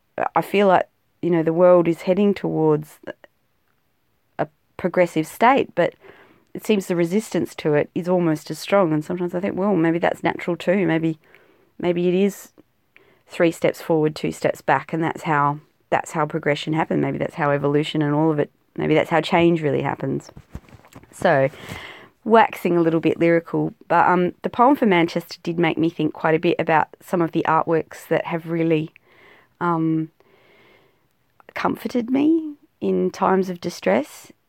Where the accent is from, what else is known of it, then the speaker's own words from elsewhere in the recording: South Australia, Australia; used to think, you know, living out in South Australia, particularly South Australia of Australia, we're more British than the Brits